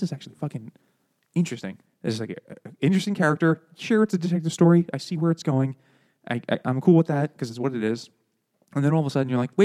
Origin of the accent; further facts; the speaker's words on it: New York City, New York, United States; I grew up in Queens, where there's 2.5 million people